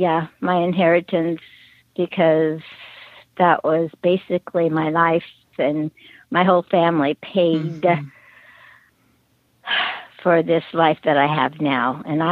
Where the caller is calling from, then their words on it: Antioch, California, United States; I'm in between San Diego and San Francisco, so I'm kind of right dab in the middle of them both almost.